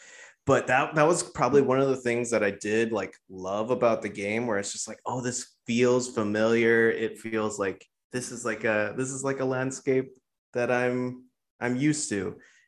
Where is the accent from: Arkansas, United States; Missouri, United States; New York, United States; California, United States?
California, United States; San Gabriel Valley; I'm from the San Gabriel Valley. Let's not get it twisted. I'm not from like LA proper.